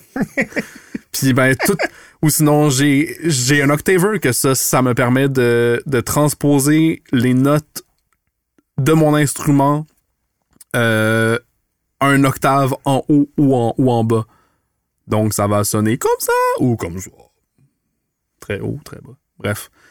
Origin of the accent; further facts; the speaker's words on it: Montreal, Quebec, Canada; moved away as an adult; now in Quebec City, Canada; j'ai grandi à Montréal. je suis un petit gars du plateau Mont-Royal.